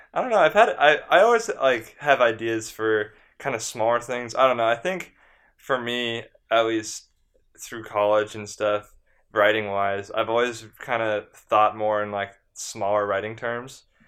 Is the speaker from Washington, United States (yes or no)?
no; San Diego, California, United States; I'm from San Diego